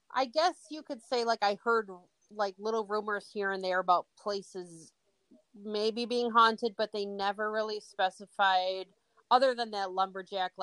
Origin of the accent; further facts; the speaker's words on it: Bay City, Michigan, United States; when I was growing up in Bay City